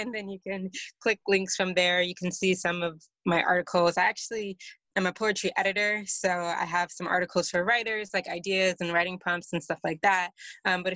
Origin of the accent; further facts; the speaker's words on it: United States; moved away as an adult; now in Poland; I'm American living in Poland because my husband is Polish